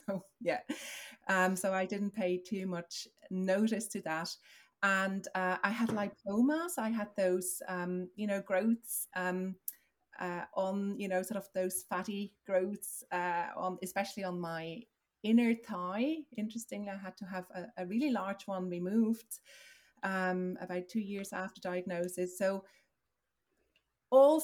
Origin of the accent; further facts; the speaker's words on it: Switzerland; moved away as an adult; now in Dublin, Ireland; I'm originally from Switzerland. I moved across, 16 years ago